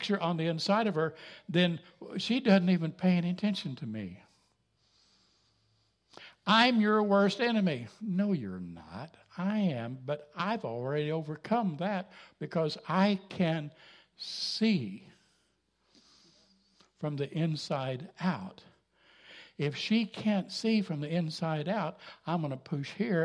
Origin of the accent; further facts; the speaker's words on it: Jasper, Missouri, United States; I come from Jasper, Missouri